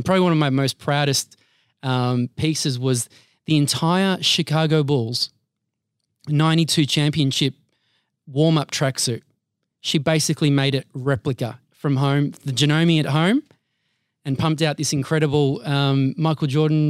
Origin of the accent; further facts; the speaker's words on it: Altona, Victoria, Australia; Yeah, so I'm the middle child of two Maltese immigrants. They moved here in 73. And I have two sisters and grew up in the west side of Melbourne, so suburbs of Altona, and now living and residing